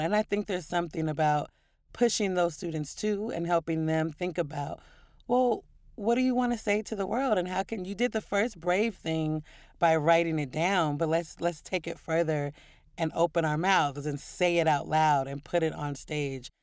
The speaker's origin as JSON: {"language": "English", "town": "Portland", "region": "Oregon", "country": "United States", "tie": "born or raised there", "also_born_or_lived": "New York", "moved": "yes", "said": "growing up in Portland and loving poetry as a kid"}